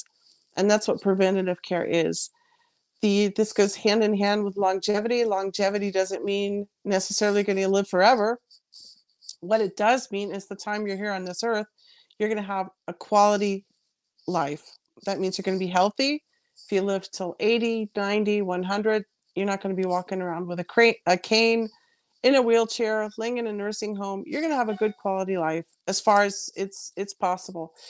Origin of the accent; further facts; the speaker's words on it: Alaska, United States; moved away as an adult; also born or lived in Bavaria, Germany; now in Germany; I'm originally from America, but have been living over here for about 20 years already, from Alaska.